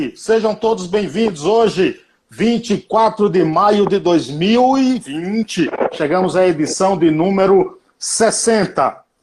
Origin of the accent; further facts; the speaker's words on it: Paiaiá, Bahia, Brazil; accent: baiano; Paiaiá é um povoado na Bahia, tem 600 moradores, foi onde eu nasci, me criei